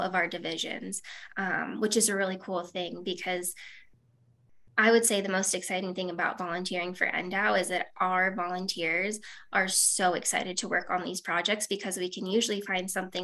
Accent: Southern Nevada, United States; I grew up in Southern Nevada

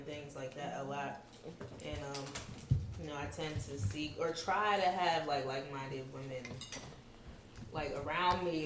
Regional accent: Maplewood, New Jersey, United States; also born or lived in Brooklyn / Montclair; I'm from Brooklyn, but raised in Maplewood, but lived in Montclair too. Now I live in South Orange

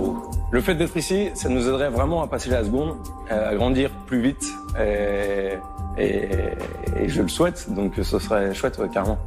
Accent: Lille, Hauts-de-France, France; j'ai 26 ans, je suis originaire de Lille et je suis ingénieur

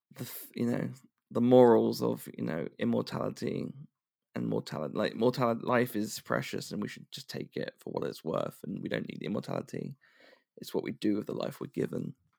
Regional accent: United Kingdom; being a Brit

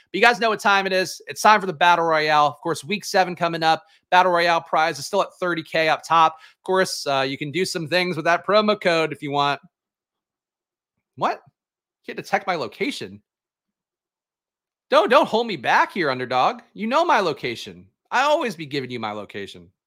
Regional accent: Cleveland, Ohio, United States; I'm from Cleveland and always have the bias when I'm playing Baker this week.

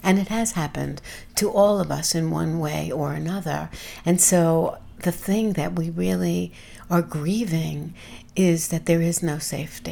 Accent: New York City, New York, United States; as a New Yorker present in New York during 9/11

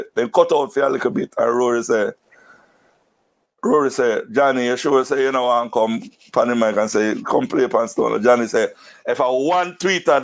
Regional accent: Saint Mary, Jamaica; born or raised there; also born or lived in Kingston, Jamaica

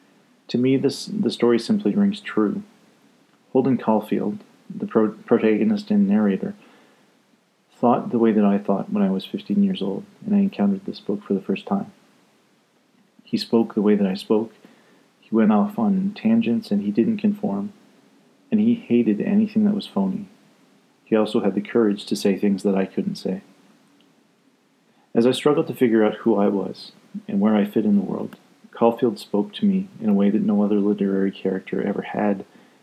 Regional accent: Scotland, United Kingdom; I like to say I'm Scottish, so we roll the R, two R's in ….

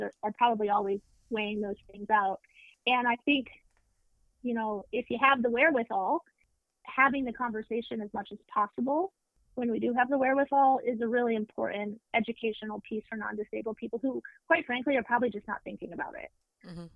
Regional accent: Deep South, United States; I grew up in the Deep South with a progressive non Christian family.

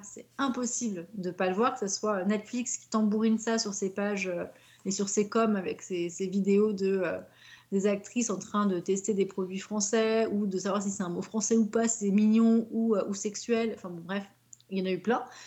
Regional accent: Paris, Île-de-France, France; je suis de Paris

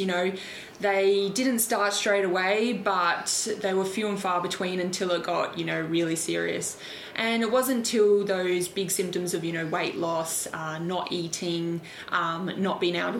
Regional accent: Adelaide, South Australia, Australia; moved away as an adult; now in Melbourne, Australia; I'm originally from Adelaide, so I live in Melbourne now

